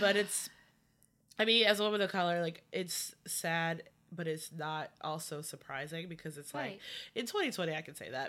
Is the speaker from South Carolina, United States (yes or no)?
yes; South Carolina, United States; moved away as an adult; now in Washington, D.C., United States; I'm from South Carolina. Like I don't come from an affluent family